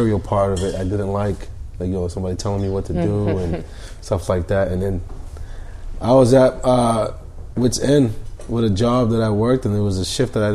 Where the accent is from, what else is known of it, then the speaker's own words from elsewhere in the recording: Somerville, Massachusetts, United States; also born or lived in Boston; born in Boston. I'm from Somerville.